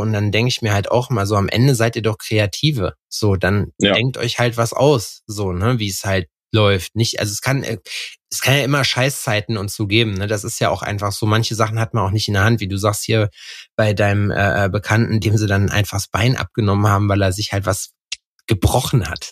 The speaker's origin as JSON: {"language": "German", "town": "Lüdenscheid", "region": "North Rhine-Westphalia", "country": "Germany", "moved": "yes", "lives_now": "Jena, Germany", "said": "Lüdenscheid. Das ist äh, der Ort mehr oder weniger, wo ich herkomme."}